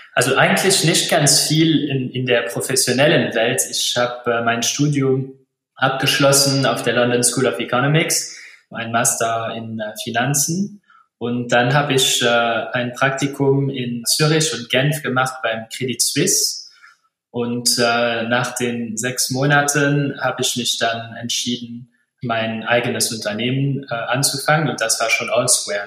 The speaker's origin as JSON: {"language": "German", "country": "Luxembourg", "said": "ich bin äh, Luxemburger"}